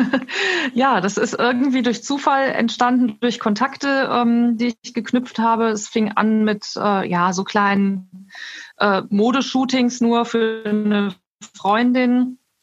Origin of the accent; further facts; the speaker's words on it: Neuss, North Rhine-Westphalia, Germany; komme aus Neuss